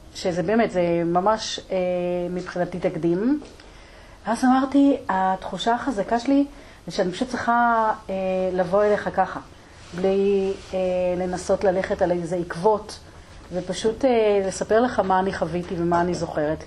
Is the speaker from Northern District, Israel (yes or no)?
yes; Degania Bet, Northern District, Israel; אצלנו בדגניה ב'